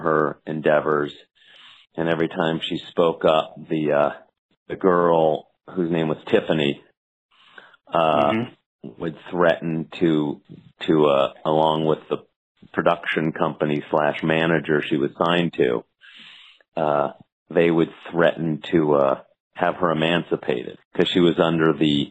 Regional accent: Los Angeles, California, United States; I was from Los Angeles, and back when I was finishing law school

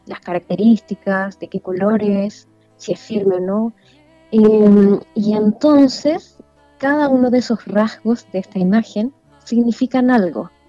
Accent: Vallenar, Atacama, Chile; Yo soy nacida y criada

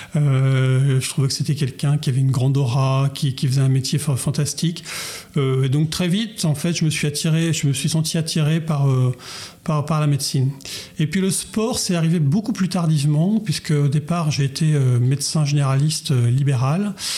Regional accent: Chartres, Centre-Val de Loire, France; je, suis un chartrain de pure souche, puisque je suis né à Chartres, j'ai grandi

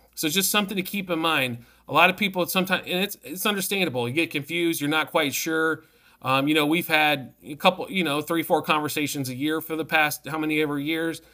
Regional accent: Midwest, United States; now in Arizona, United States; I'm from the Midwest.

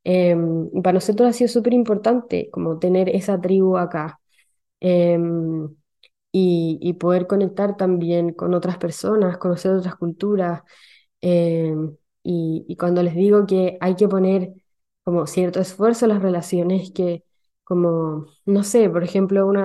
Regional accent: Chile; now in Sweden; yo llegué de Chile a Suecia con, un ritmo de eh, un ritmo social demasiado alto

